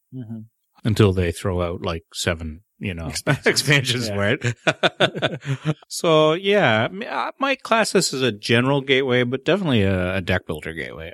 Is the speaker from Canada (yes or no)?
yes; Canada; I am the Canadian.